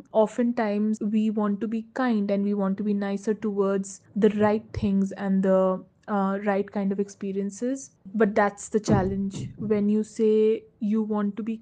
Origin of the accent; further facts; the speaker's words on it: Rourkela, Odisha, India; Growing up in Rourkela